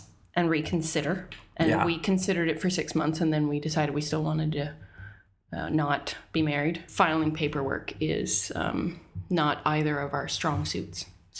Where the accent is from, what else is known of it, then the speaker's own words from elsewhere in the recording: Norfolk, Virginia, United States; moved away; Good old Virginia. Norfolk. Yeah. There's a lot of guns and Bibles in that area.